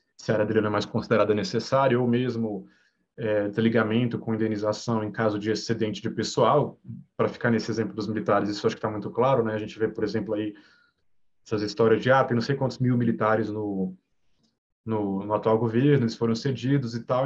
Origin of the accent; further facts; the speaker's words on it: Brasília, Federal District, Brazil; sou de Brasília, né, Universidade de Brasília